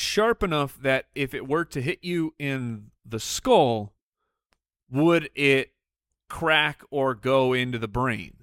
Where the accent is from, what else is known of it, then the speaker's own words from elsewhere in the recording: Arizona, United States; we grew up in Arizona, so there's pools everywhere.